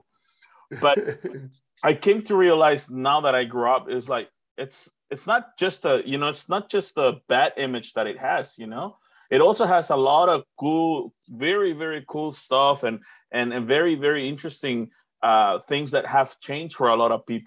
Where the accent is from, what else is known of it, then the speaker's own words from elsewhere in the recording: Tonalá, Jalisco, Mexico; moved away as an adult; also born or lived in United States; now in New Zealand; I grew up in Guadalajara, but I grew up like in the shitty area, which is called Tonalá.